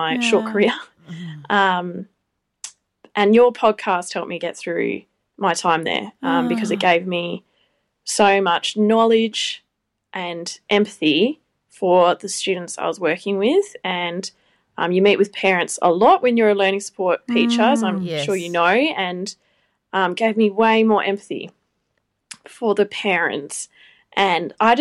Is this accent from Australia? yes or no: yes; Perth, Western Australia, Australia; I'm from Perth.